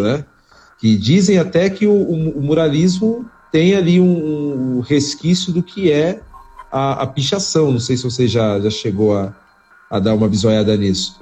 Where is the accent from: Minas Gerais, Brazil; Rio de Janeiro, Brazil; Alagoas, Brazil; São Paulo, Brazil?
São Paulo, Brazil; eu cresci na, na Zona Norte antes de vir para a Zona Sul